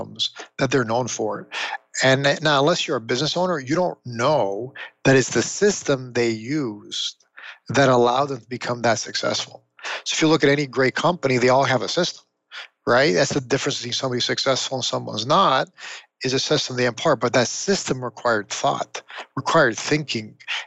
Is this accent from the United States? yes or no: no; Toronto, Ontario, Canada; I grew up in Toronto, Canada.